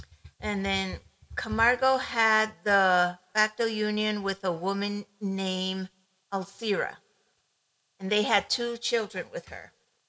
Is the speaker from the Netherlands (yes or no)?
no; Ecuador; moved away; I grew up in Ecuador